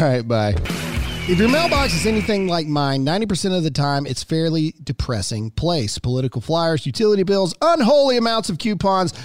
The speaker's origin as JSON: {"language": "English", "region": "Mississippi", "country": "United States", "said": "I'm a redneck from Mississippi."}